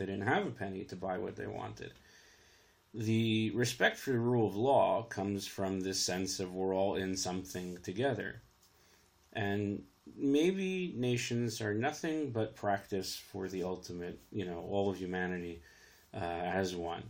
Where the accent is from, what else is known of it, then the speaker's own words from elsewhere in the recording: United States; I'm the American in this conversation